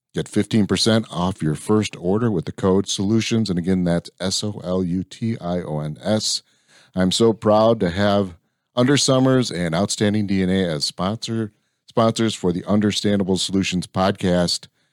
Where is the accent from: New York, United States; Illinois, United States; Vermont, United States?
Illinois, United States; Lansing; moved away as an adult; also born or lived in Valparaiso, Indiana; now in Texas, United States; So I grew up on the south side of Chicago